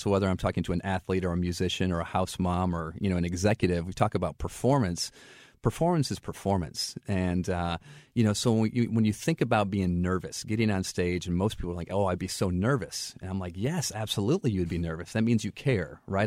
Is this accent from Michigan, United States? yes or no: yes; Flint, Michigan, United States; moved away as an adult; also born or lived in St. Louis; now in Florida, United States; I grew up in Flint, Michigan, and interestingly enough, um, I grew up there in the eighties